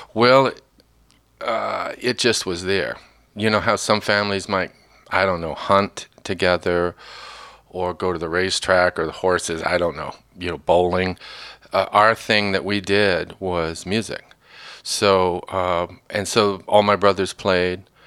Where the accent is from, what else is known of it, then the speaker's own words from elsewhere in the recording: northern Indiana, United States; moved away; also born or lived in Kentucky; I grew up in northern Indiana early on. Well, born in Kentucky, Kentucky family for the last hundred and fifty years